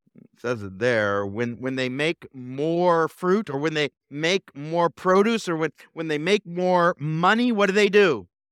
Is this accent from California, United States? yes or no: yes; Fontana, California, United States; now in Bakersfield, United States; I grew up in Fontana